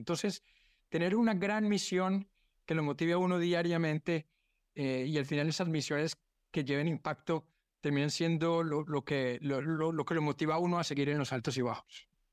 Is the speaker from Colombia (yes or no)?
yes; Colombia; also born or lived in United States; now in Brazil; siendo colombiano en Brasil